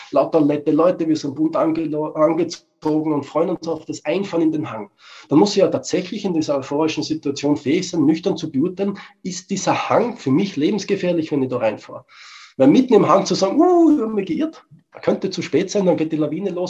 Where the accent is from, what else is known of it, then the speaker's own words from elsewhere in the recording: Austria; Ja, als Österreicher sage ich, wir wurschteln auch herum.